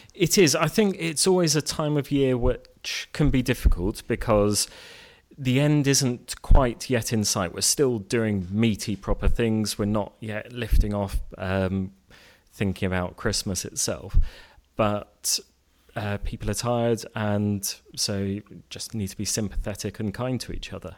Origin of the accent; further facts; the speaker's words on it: Cambridge, East of England, United Kingdom; moved away as an adult; also born or lived in East London; now in Reading, United Kingdom; I grew up in Cambridge